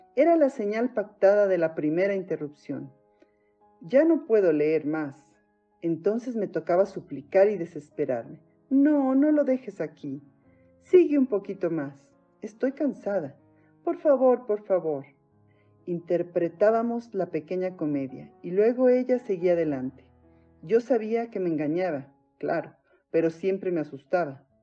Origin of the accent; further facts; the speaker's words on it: Mexico; soy mexicana